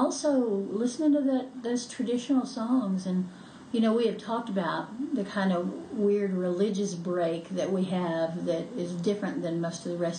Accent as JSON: {"language": "English", "region": "Appalachia", "country": "United States", "said": "Yeah, and not because I'm a Christian, but because I'm Appalachian."}